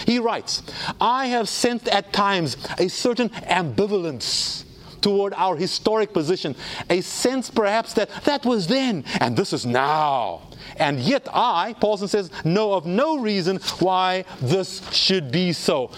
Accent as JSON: {"language": "English", "country": "South Africa", "tie": "born or raised there", "said": "I grew up in South Africa."}